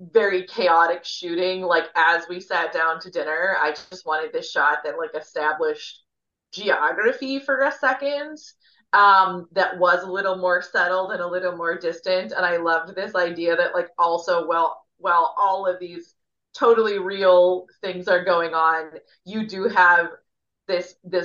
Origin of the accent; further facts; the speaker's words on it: Midwest, United States; I'm from the Midwest